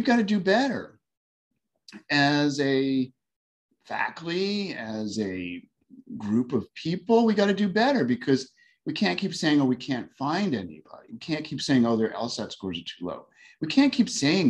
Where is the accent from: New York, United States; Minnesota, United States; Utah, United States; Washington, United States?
New York, United States; moved away as an adult; now in Houston, United States; I'm a New Yorker